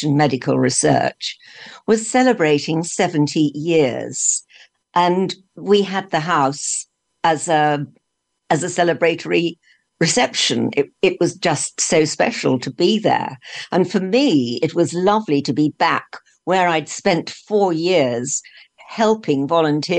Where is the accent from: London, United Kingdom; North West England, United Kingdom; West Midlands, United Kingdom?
London, United Kingdom; I was brought up in London